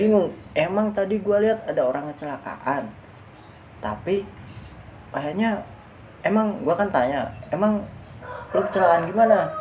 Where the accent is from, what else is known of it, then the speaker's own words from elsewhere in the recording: Java, Pantura, Indonesia; kalau di kampung gua namanya serenggi kalau di daerah daerah Jawa kayak gitu Pantura